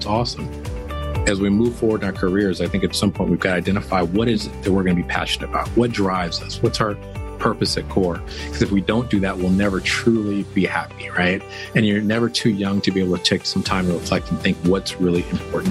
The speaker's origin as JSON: {"language": "English", "town": "Oakland", "region": "California", "country": "United States", "tie": "born or raised there", "also_born_or_lived": "Sacramento / Roseville", "moved": "as an adult", "lives_now": "Houston, United States", "said": "I was born not only in Oakland, but in West Oakland, California. Some of your viewers may know West Oakland, California at the time was the lower income portion of town. And well, grew up there as a child in the 70s"}